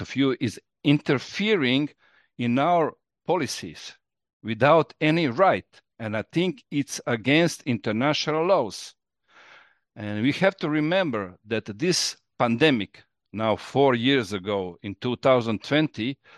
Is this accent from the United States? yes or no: no; Croatia; I'm from Croatia